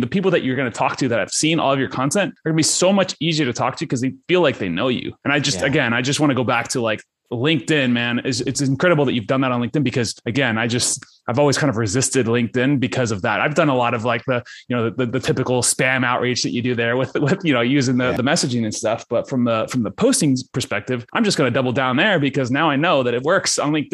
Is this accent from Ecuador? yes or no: yes; Ecuador; I grew up in Ecuador.